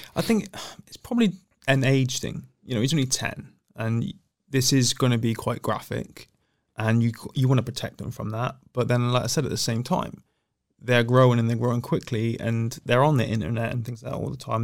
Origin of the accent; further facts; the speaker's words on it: Plymouth, South West England, United Kingdom; I was born in Plymouth and raised in Plymouth